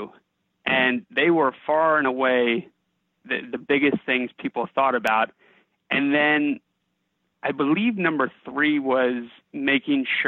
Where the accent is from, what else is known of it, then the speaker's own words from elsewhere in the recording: Bethesda, Maryland, United States; now in Alexandria, United States; I grew up in Bethesda, Maryland